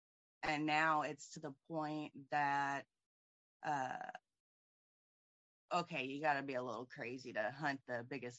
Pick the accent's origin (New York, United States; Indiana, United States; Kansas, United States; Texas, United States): Indiana, United States; Indianapolis; Indianapolis, Indiana.